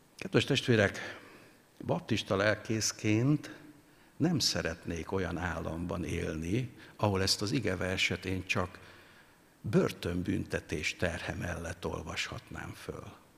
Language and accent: Hungarian; Hungary; mi magyarok